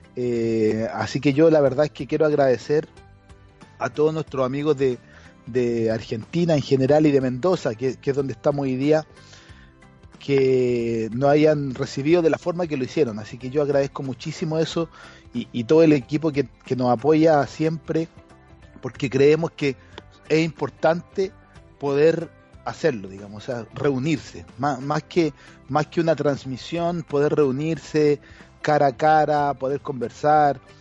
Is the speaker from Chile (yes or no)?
yes; Chile; moved away; Desde Chile también hay mucha gente que nos sigue desde, desde mi país de origen